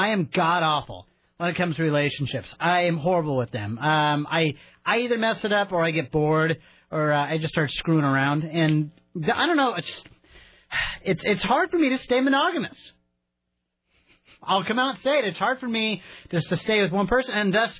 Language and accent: English; East Coast, United States; moved away; I grew up on the East Coast, kind of a similar background.